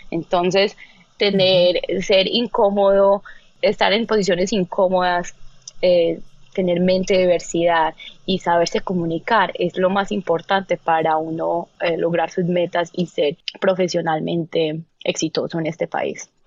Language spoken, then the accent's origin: Spanish; Colombia; now in United States; Entonces, cuando yo llegué de Estados Unidos, eh, de, perdón, de Colombia, yo sí tenía un acento. Eh, y sobre todo a nivel profesional y estando en Nueva York y en Chicago